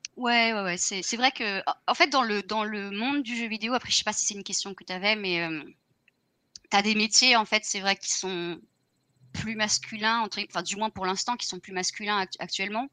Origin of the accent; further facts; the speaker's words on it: France; now in Ireland; je suis française aussi